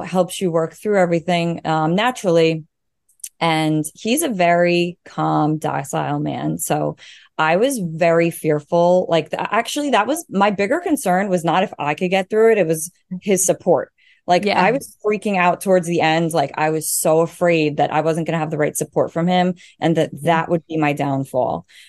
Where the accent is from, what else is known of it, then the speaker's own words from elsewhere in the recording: Long Island, New York, United States; I'm from Long Island, New York